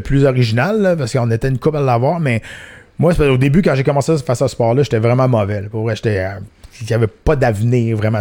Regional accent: Canada; chez nous au Canada.

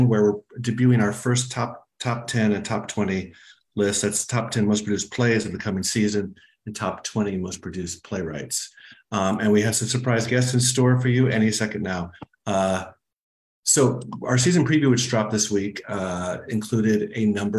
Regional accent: Arizona, United States; moved away; My home state of Arizona

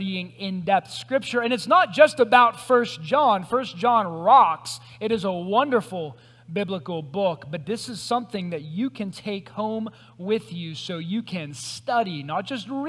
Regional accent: Greensburg, United States; I'm from Greensburg. This is my hometown

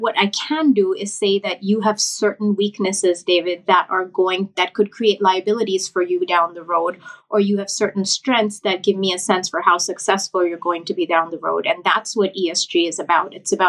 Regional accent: Thailand; moved away as an adult; also born or lived in India; now in United States; because I grew up in Thailand and India, half and half. And then I came to the US for my undergraduate degree.

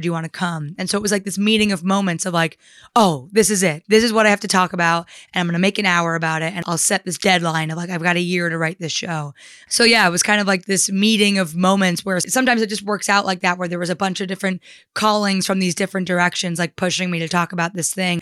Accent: New Jersey, United States; I'm from New Jersey. I grew up in a town forty-five minutes outside of New York.

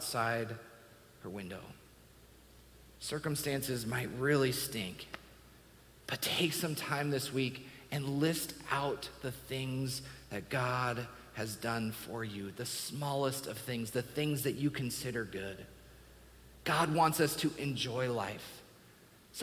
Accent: Washington, United States; I grew up in Washington State.

